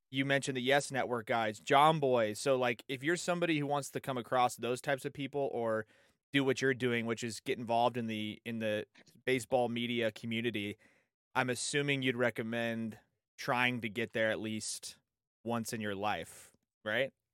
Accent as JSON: {"language": "English", "town": "San Diego", "region": "California", "country": "United States", "tie": "born or raised there", "said": "born and raised in San Diego."}